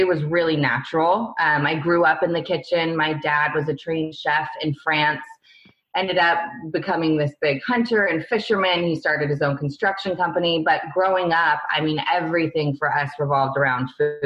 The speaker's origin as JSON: {"language": "English", "region": "Northern California", "country": "United States", "tie": "born or raised there", "moved": "as an adult", "lives_now": "San Diego, United States", "said": "I was born and raised in Lake Tahoe, which is in Northern California, kind of like a small town"}